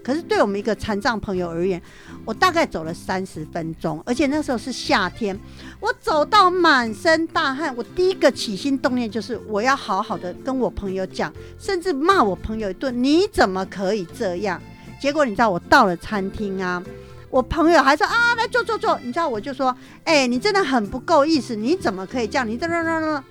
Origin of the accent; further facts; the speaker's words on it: southern Taiwan, Taiwan; 我们是南部人嘛